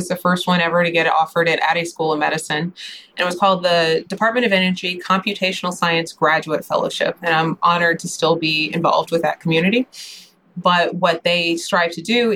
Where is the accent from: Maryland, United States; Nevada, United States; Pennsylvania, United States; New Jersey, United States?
Maryland, United States; Baltimore; I grew up in Baltimore